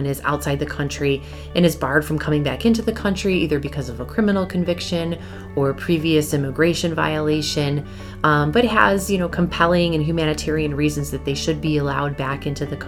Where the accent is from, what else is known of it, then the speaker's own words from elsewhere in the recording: Lancaster, New York, United States; I grew up here in Western New York, just outside of Buffalo, in a small town called Lancaster.